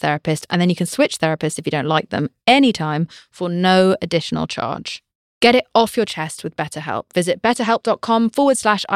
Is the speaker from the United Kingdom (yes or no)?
yes; United Kingdom; I'm British